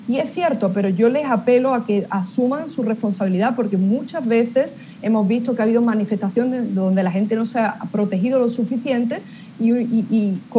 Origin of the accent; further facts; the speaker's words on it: Spain; now in United States; le hablo como eh, española española, mujer hispana en Estados Unidos y católica